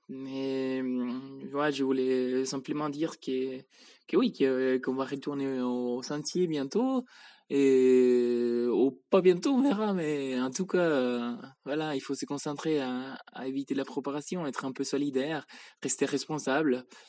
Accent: Spain; now in Switzerland; je viens d'Espagne, mais J'habite en Suisse

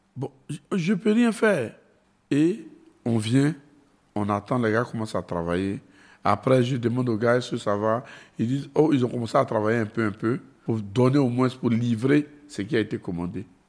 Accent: Côte d’Ivoire; on vient des Gbatanekro. Et quand on était petit, pour être un homme dans notre quartier, il fallait appartenir à un groupe de gangsters

